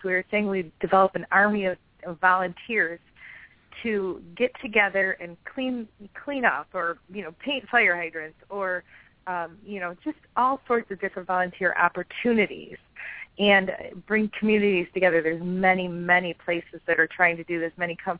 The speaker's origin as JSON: {"language": "English", "town": "Detroit", "region": "Michigan", "country": "United States", "tie": "born or raised there", "said": "I've lived in Detroit my whole life, a suburb of, but, you know, I grew up in Detroit. My parents used to take me there."}